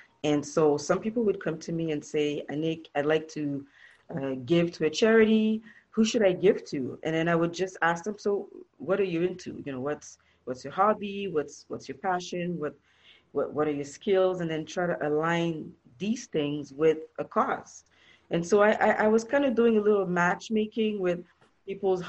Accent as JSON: {"language": "English", "town": "Montreal", "region": "Quebec", "country": "Canada", "tie": "born or raised there", "moved": "yes", "lives_now": "Toronto, Canada", "said": "I was born and raised in Montreal, Canada"}